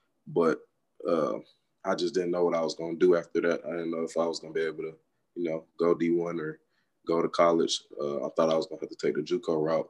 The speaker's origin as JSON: {"language": "English", "town": "Atlanta", "region": "Georgia", "country": "United States", "tie": "born or raised there", "said": "Growing up in Atlanta, it was fun, but it was also, you know, challenging."}